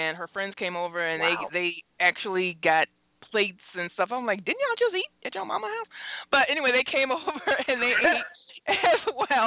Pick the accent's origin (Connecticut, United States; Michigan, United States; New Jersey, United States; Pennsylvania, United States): Michigan, United States; Detroit; I'm from Detroit